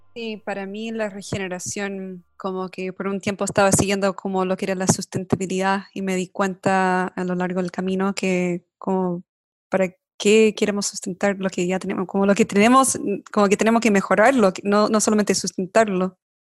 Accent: United States; yo crecí en Estados Unidos, mi papá era de Chile

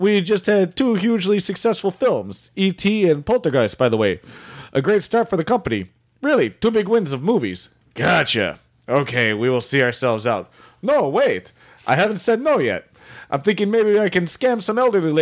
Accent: Buffalo, New York, United States; I'm from Buffalo. I'm from like a suburb of Canada

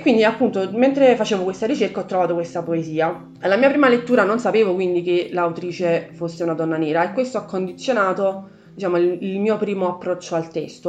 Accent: Italy; io sia nata bianca e in Italia

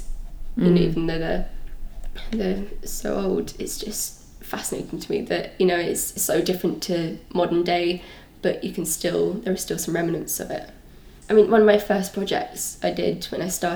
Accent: Brighton, South East England, United Kingdom; growing up in Brighton, I've always lived in Brighton

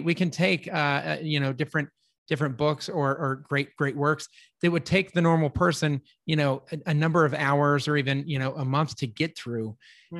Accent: Littleton, Colorado, United States; now in Texas, United States; I grew up in Littleton, Colorado

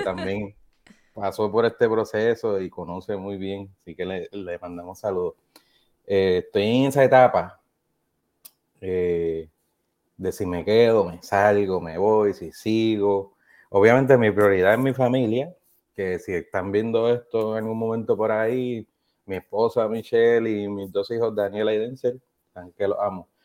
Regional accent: Trujillo Alto, Puerto Rico; moved away as an adult; also born or lived in South Carolina / Hawaii; now in Kentucky, United States; me crié y crecí entre la ciudad y el campo, de donde yo soy natural, soy de Trujillo Alto

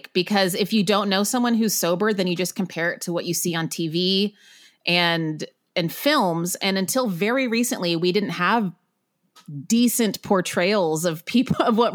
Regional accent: Waco, Texas, United States; moved away as an adult; also born or lived in Northern California; now in New York City, United States; I grew up in Waco, Texas, but originally from Northern California.

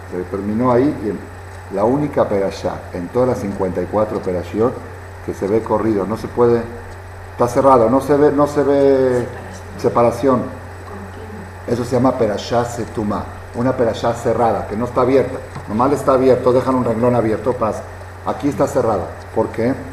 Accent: Mexico; born there; Yo soy judía por accidente nacida en México.

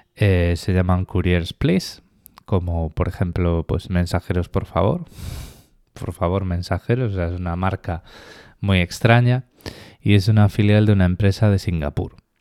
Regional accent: Spain; moved away as an adult; now in Australia; Yo cuando me fui de España

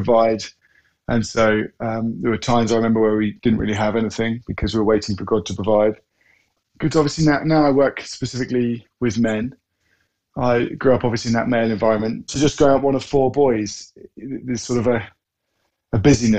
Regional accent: Norfolk, East of England, United Kingdom; I grew up in Norfolk, one of four sons

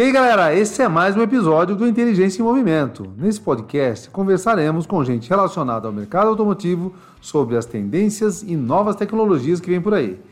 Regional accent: Campinas, São Paulo, Brazil; Sou de Campinas

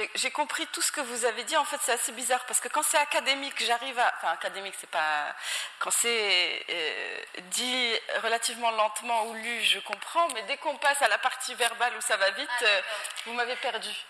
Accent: Morocco; moved away as an adult; also born or lived in United States; je suis, je suis née, j'ai grandi euh, au Maroc

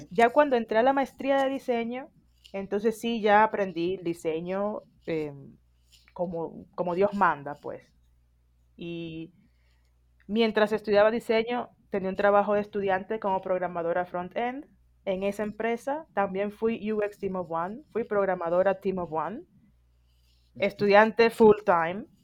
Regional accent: Dominican Republic; now in Mexico City, Mexico; yo soy dominicana

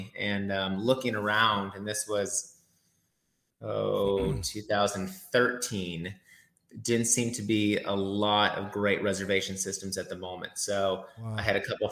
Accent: Minnesota, United States; born or raised there; also born or lived in Sioux City, Iowa / Sarasota, Florida; now in Florida, United States

